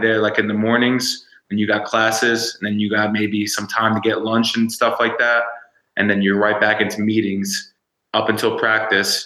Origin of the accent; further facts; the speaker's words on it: New York City, New York, United States; also born or lived in Fort Lauderdale, Florida / Miami, Florida / Colorado; now in Utah, United States; growing up in New York, in the city, in the Bronx, and then moving to my moving the like Fort Lauderdale, Miami area